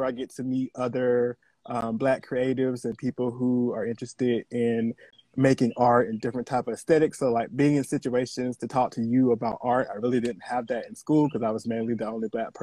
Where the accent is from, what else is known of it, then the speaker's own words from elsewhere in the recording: the South, United States; also born or lived in North Carolina; now in California, United States; I'm from the South